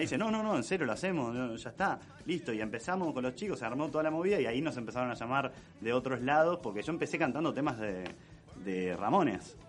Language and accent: Spanish; Berazategui, Buenos Aires Province, Argentina; yo soy de Verazategui